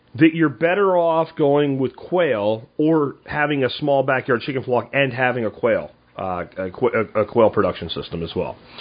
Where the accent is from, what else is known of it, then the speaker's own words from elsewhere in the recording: Florida, United States; Where I grew up in Florida